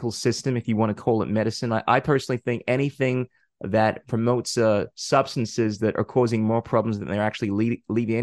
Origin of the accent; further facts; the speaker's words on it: Ghana; in my culture, I come from Ghana